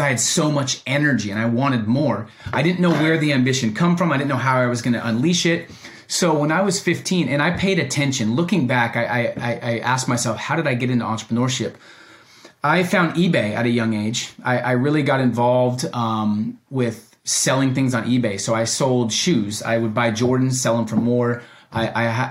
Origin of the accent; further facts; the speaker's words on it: Oregon, United States; also born or lived in Oakland, California; I was born in Oakland, California for the first three, four years. And then I moved to Oregon. So being raised in Oregon